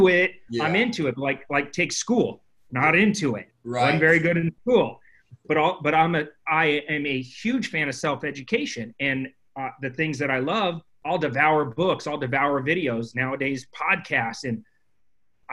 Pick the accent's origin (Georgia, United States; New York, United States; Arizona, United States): Arizona, United States; Phoenix; I grew up in Phoenix, Arizona